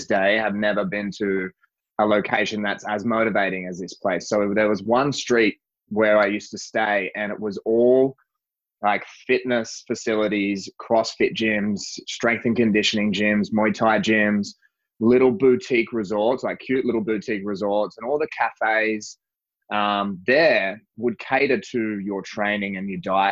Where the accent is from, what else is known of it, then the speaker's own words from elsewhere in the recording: Central Coast, New South Wales, Australia; moved away as an adult; also born or lived in Sydney / Asia; now in Los Angeles, United States; I'm from Sydney originally. I was born in Sydney, mostly from the Central Coast, New South Wales, which is a couple of hours north of Sydney